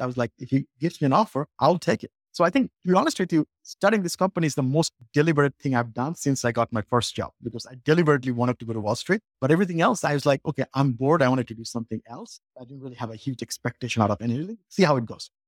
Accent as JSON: {"language": "English", "country": "Bangladesh", "tie": "born or raised there", "also_born_or_lived": "Colorado", "moved": "as an adult", "lives_now": "United States", "said": "I grew up in Bangladesh, came here to college, and I, I went to school in Colorado"}